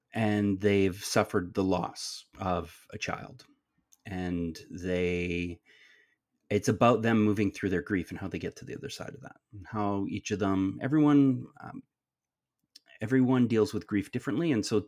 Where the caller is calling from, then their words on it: Stratford, Ontario, Canada; I'm coming to you from the traditional territories of the Anishinaabe, the Haudenosaunee, the Wendat, and the Attawandaronk, which is otherwise known as the Stratford and Perth County area.